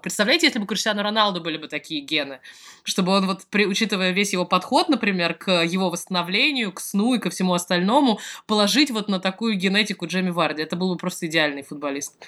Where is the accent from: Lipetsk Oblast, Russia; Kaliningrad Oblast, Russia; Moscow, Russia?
Moscow, Russia; moved away; я сама из Москвы